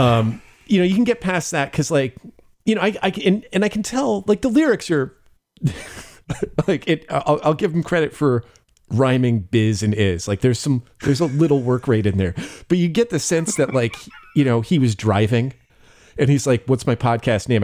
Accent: Bay Area, California, United States; moved away; I grew up in the Bay Area

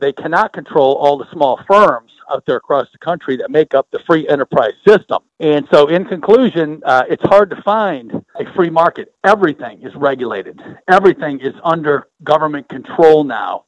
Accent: Michigan, United States; my home state, Michigan

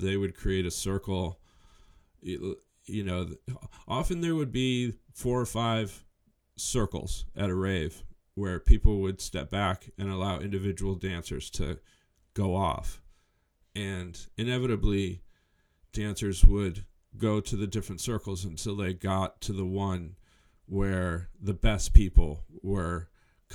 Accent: New Mexico, United States; moved away; also born or lived in San Francisco Bay Area; grew up in New Mexico.

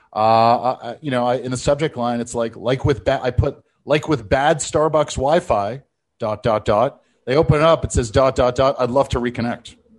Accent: Canada; I'm Canadian

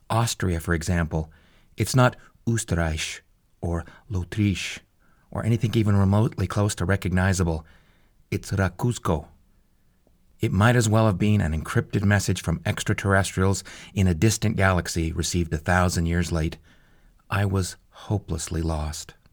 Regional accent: Calgary, Alberta, Canada; If you draw a line roughly through the North Pole from my hometown of Calgary, Alberta, and follow it across the Arctic to 60 degrees north on the other side of the planet

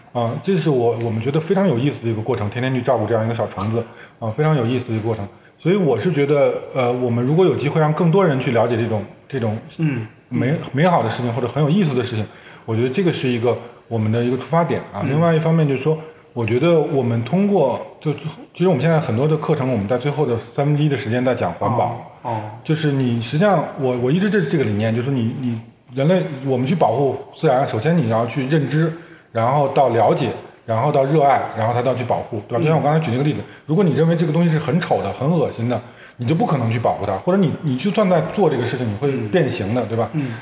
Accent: China; 我中国人

